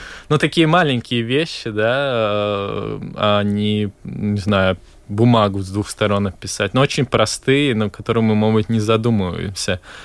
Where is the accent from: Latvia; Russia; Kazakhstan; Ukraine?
Latvia; Valka; я сам из Валки